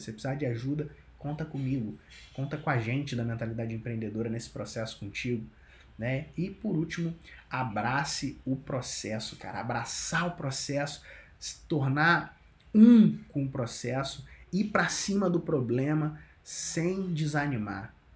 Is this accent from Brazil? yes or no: yes; Cabo Frio, Rio de Janeiro, Brazil; moved away as an adult; now in São Paulo, Brazil; Sempre que eu volto para Cabo Frio, né, que é minha, minha terra natal